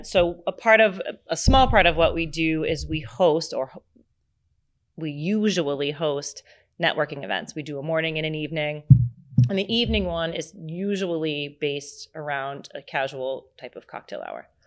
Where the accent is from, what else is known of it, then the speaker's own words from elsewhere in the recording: Massachusetts, United States; And my mother was born and raised on Cape Cod and they they met down here.